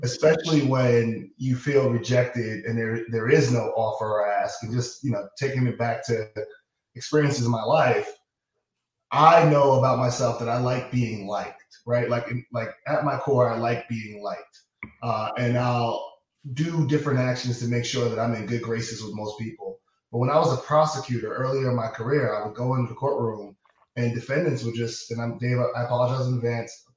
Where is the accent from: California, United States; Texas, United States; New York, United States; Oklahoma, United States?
New York, United States; having one Latin parent and one West Indian parent, uh, and growing up in New York